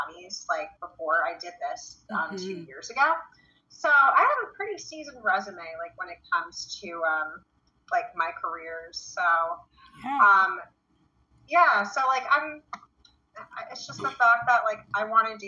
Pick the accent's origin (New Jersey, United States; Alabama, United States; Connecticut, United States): New Jersey, United States; Belleville; I was born in Belleville, New Jersey, which is like 5 minutes away from Newark